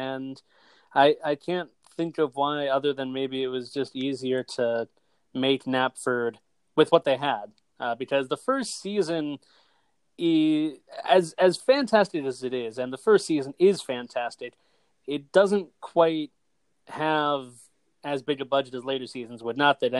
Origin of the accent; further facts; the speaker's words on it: United States; we're both from the United States